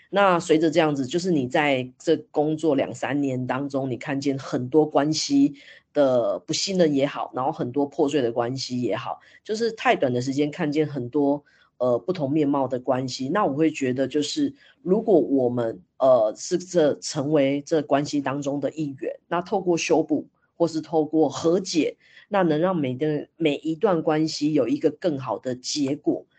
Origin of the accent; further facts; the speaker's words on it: Taiwan; 反观我们台湾，我自己在印象中好像也没有特别被，被教育这一块欸